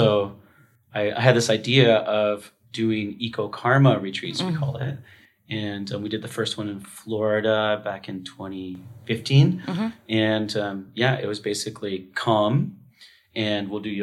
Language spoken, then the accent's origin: English; Vancouver, British Columbia, Canada; also born or lived in Tofino, Canada; my hometown in Vancouver